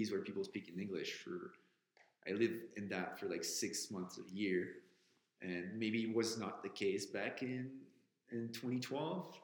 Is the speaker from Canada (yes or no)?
yes; Quebec City, Quebec, Canada; my hometown of Quebec City